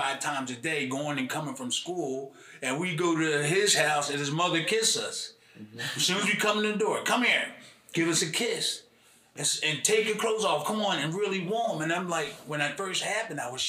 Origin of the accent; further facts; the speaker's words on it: Philadelphia, Pennsylvania, United States; I was born on Emily Street, 7th and Emily